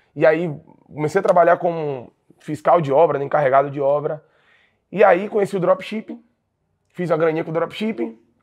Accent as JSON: {"language": "Portuguese", "town": "Jequié", "region": "Bahia", "country": "Brazil", "tie": "born or raised there", "said": "eu sou natural de uma cidade interior da Bahia, é, chamada Jequié"}